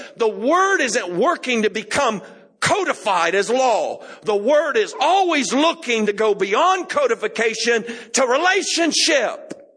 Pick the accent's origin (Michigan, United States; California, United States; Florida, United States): Florida, United States; I grew up in Florida